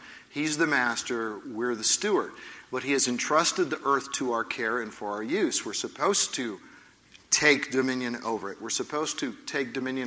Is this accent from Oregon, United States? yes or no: yes; Oregon, United States; I'm from Oregon